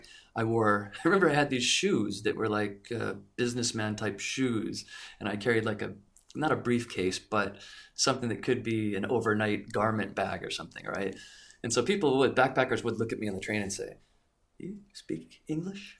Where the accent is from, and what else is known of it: United States; moved away; also born or lived in Japan